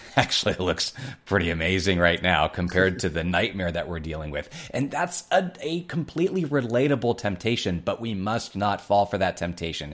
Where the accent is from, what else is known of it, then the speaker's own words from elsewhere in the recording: Ohio, United States; my home state of Ohio